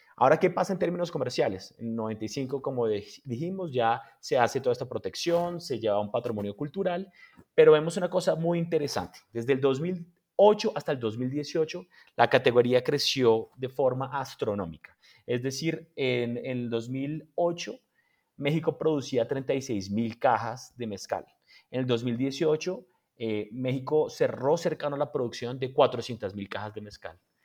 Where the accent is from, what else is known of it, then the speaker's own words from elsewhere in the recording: Colombia; nosotros, por ejemplo, en Colombia